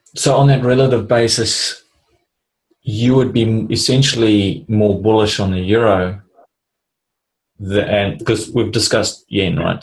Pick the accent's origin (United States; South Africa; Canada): South Africa; moved away; I grew up in South Africa